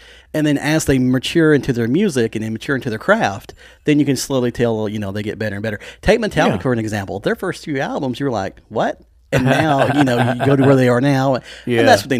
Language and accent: English; Winchester, Tennessee, United States; being from, you know, near Manchester, I grew up in Winchester